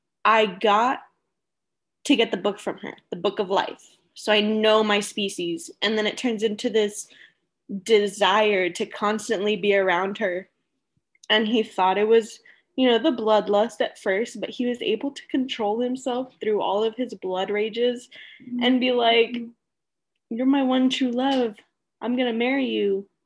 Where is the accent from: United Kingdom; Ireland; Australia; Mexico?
United Kingdom; accent: British; But, you know, with my British accent and everything, it's a struggle.